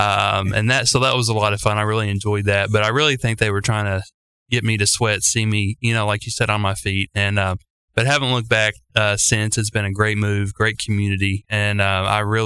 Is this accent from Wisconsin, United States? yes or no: no; Paducah, Kentucky, United States; moved away as an adult; also born or lived in Bowling Green, Kentucky / Georgetown, Kentucky; now in Owensboro, United States; I was born and raised in Paducah